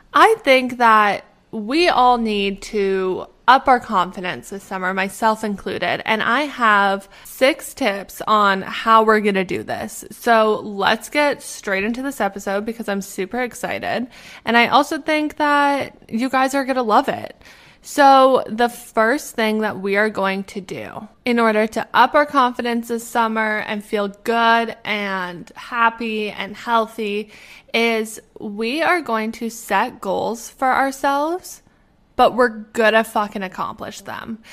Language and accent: English; Canada; moved away as an adult; now in Pittsburgh, United States; I am originally from Canada, but right now I'm living in Pittsburgh